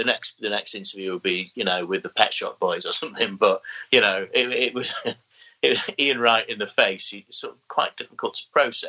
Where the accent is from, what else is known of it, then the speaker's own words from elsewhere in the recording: North East England, United Kingdom; But, you know, it basically being a Geordie boy